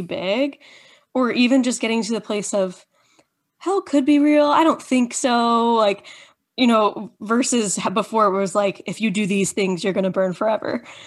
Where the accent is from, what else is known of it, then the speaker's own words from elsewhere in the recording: Indiana, United States; been born and raised in Indiana, conservative little, um, Indiana